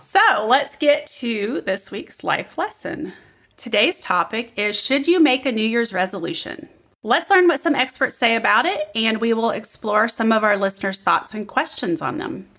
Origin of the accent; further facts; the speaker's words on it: Midwest, United States; now in Southern United States; I'm from the Midwest